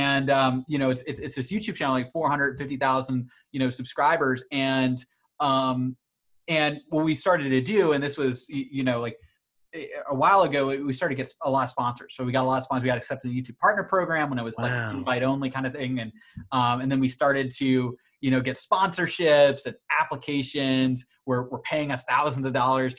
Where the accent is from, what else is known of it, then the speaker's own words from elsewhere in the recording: suburbs of Boston, Massachusetts, United States; kind of grew up in the suburbs of Boston